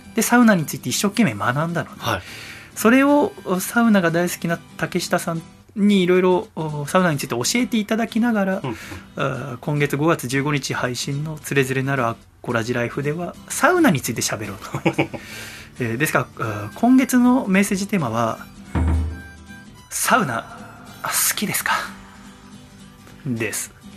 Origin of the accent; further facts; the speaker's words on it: Yokohama, Kanagawa, Japan; 私が横浜出身だから